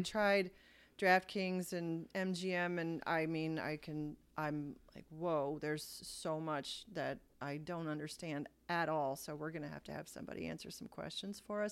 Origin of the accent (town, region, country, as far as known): Ohio, United States